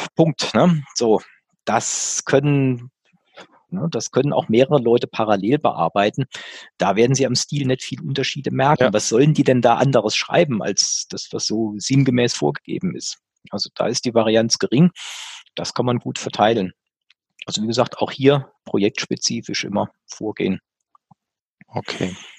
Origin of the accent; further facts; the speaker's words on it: Germany; als Deutscher in Deutschland